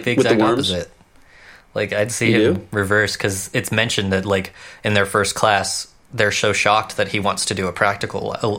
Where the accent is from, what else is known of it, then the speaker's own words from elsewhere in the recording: United States; as an American